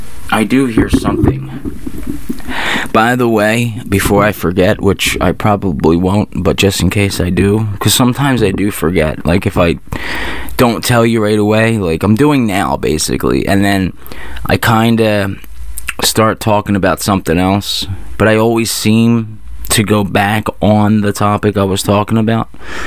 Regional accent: Singapore; I don't know how Singapore people... I am from Singapore.

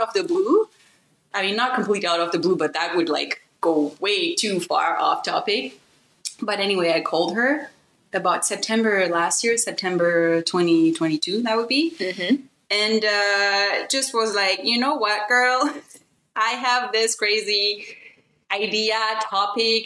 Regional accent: Benin; moved away; I am the child of a German mom and a Beninese father. I grew up in Benin.

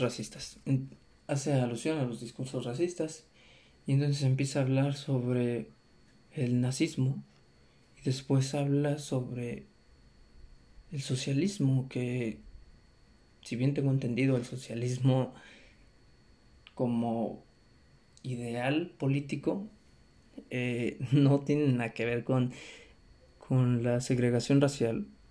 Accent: Mexico; Somos mexicanos

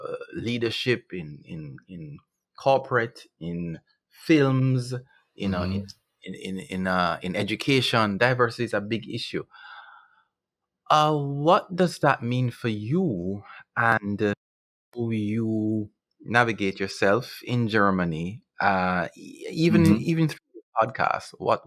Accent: Jamaica; as a Jamaican, as a black man, it's commendable

